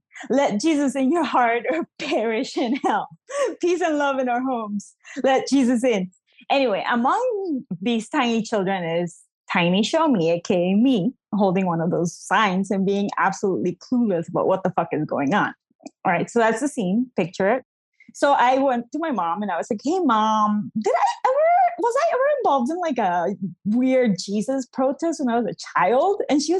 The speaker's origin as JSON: {"language": "English", "region": "New Jersey", "country": "United States", "tie": "born there", "also_born_or_lived": "Bolivia", "said": "I was born in New Jersey, but both my parents are Bolivian immigrants."}